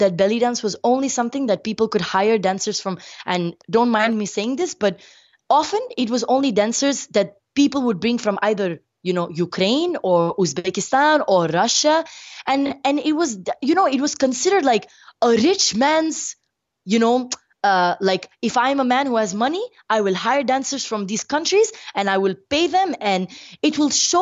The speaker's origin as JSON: {"language": "English", "country": "India", "said": "I'm brown skin, I'm Indian"}